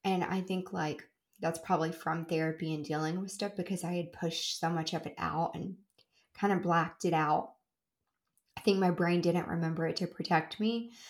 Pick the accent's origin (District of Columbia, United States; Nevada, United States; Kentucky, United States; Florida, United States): Kentucky, United States; moved away; also born or lived in Tennessee; I am originally from Kentucky, just like I lived in a town on the Tennessee Kentucky state line, but I lived in Kentucky a lot of the time